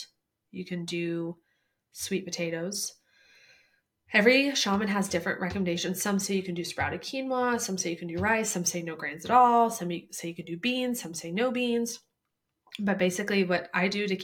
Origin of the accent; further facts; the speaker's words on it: Midwest, United States; when we grew up in the Midwest